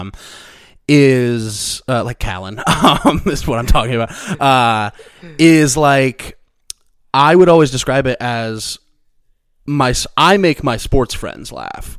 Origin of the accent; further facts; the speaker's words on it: Missouri, United States; moved away; the school district of my hometown is, like, very, like, renowned sort of for, like, academics in our area